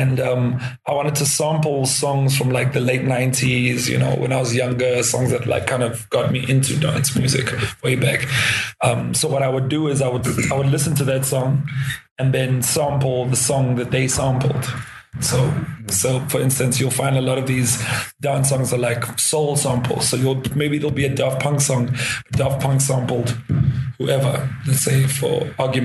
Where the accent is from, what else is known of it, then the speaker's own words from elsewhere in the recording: South Africa; South Africa, in my home country.